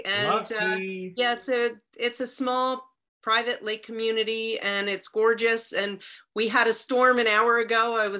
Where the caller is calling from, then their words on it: Sussex County, New Jersey, United States; I am actually calling from Sussex County, New Jersey.